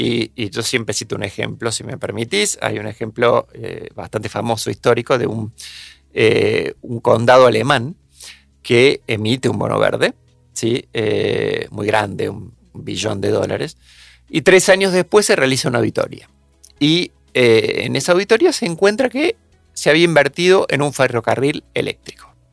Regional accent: Argentina

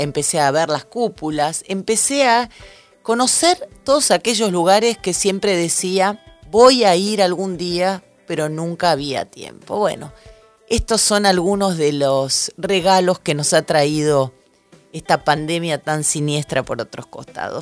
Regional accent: Rosario, Santa Fe, Argentina; now in Buenos Aires, Argentina; yo soy rosarina

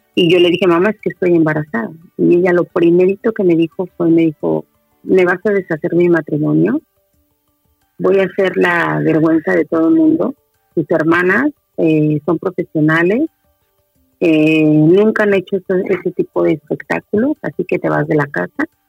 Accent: Mexico; moved away as an adult; now in Santiago, Chile; soy mexicana, eh, actualmente vivo en Santiago de Chile

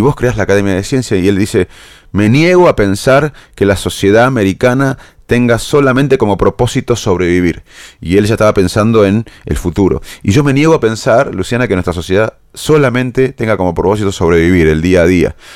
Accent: Salto, Buenos Aires Province, Argentina; moved away; me crié, como sabes, en Salto

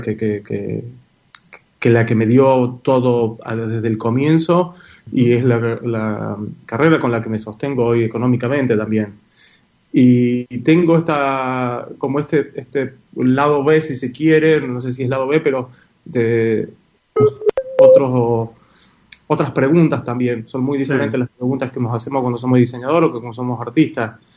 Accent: Catamarca, Argentina; moved away; also born or lived in Córdoba; cuando era chico, en Catamarca se duerme mucho la siesta, obviamente por el calor eh, que hacen la siesta, y yo no la dormía

